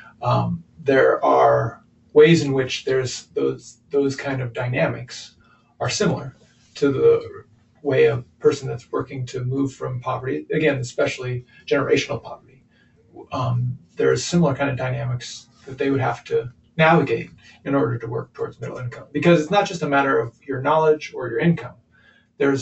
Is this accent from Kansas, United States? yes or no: yes; Kansas, United States; moved away as an adult; also born or lived in Chicago area; now in Marion, United States; We're originally from Kansas